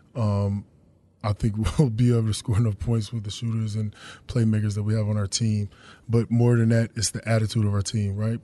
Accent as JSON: {"language": "English", "region": "North Carolina", "country": "United States", "said": "I'm from North Carolina"}